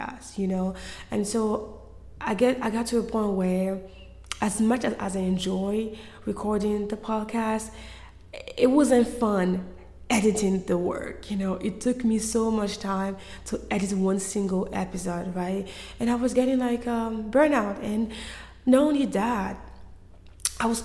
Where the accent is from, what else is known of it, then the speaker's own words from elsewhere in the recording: Côte d’Ivoire; moved away; I am from Ivory Coast. I was born and raised in Cote d'Ivoire.